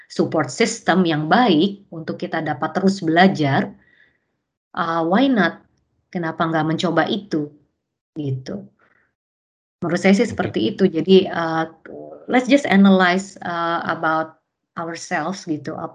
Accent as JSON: {"language": "Indonesian", "country": "Indonesia", "said": "saya datangnya dari Indonesia"}